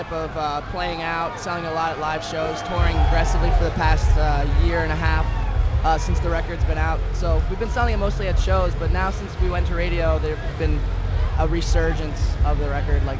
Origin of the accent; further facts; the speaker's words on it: New Jersey, United States; we're from New Jersey